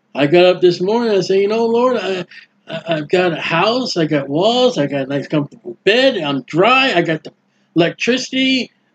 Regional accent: New England, United States; now in Florida, United States; I'm down here in Florida. I'm from New England.

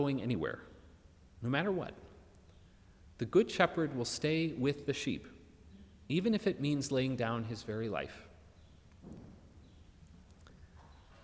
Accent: Minneapolis, Minnesota, United States; moved away; my hometown of Minneapolis

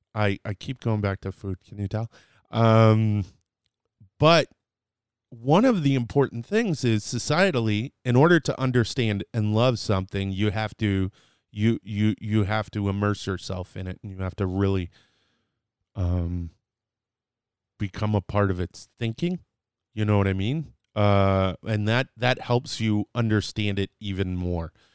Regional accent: Dallas, Texas, United States; I was born in, in Dallas, Texas

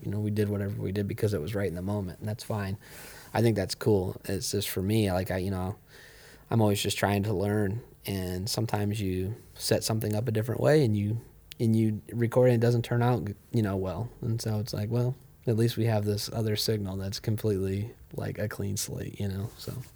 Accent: Ohio, United States; I grew up here

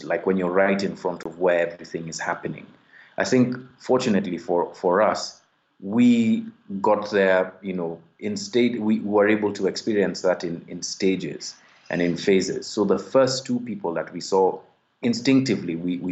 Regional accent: Kenya; I'm a Kenyan investigative journalist

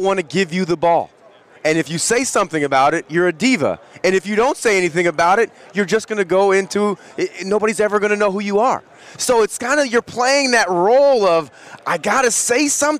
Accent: Berkeley, California, United States; I'm from Berkeley, California, very down-to-earth type of place

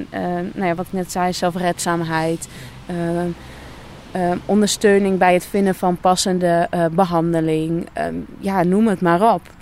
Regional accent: Nijverdal, Overijssel, Netherlands; now in Deventer, Netherlands; Ik kom oorspronkelijk uit Nijverdal. en woon op dit moment in Deventer.

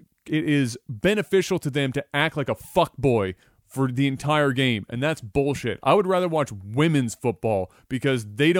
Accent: Canada; Is hockey. I'm Canadian.

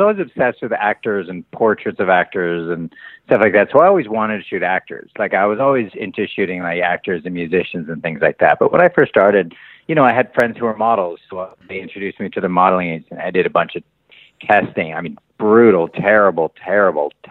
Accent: Long Beach, California, United States; also born or lived in Hollywood, Los Angeles; now in Los Angeles, United States; I was born here and then we moved a little south of here to Long Beach. So I grew up most of my life was spent down in Long Beach, like 35 miles south of here

